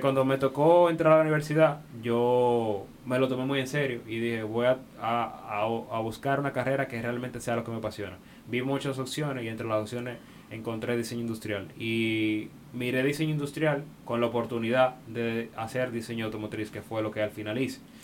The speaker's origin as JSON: {"language": "Spanish", "country": "Dominican Republic"}